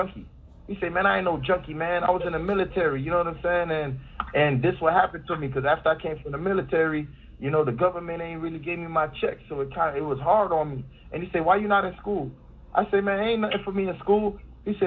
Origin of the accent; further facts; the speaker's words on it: Miami, Florida, United States; I grew up in Lil Haiti